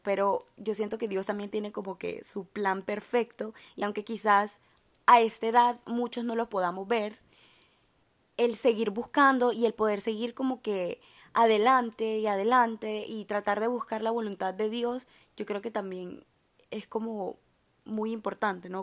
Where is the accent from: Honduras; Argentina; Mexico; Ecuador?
Honduras; also born or lived in Miami; now in Boca Raton, United States; soy de Honduras